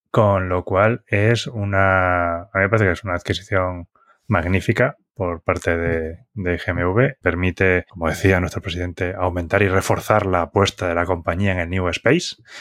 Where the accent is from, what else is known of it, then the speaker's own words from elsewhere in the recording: Galicia, Spain; de mi tierra, es una empresa gallega